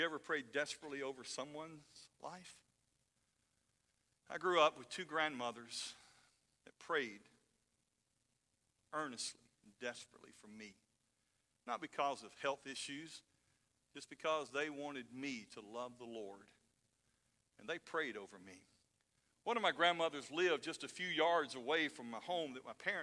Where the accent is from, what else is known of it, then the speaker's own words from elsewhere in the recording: North Alabama, United States; I grew up in North Alabama